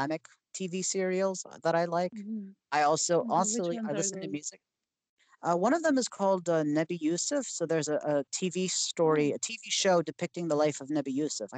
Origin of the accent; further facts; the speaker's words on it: Maryland, United States; I grew up in Maryland. That's where I was raised.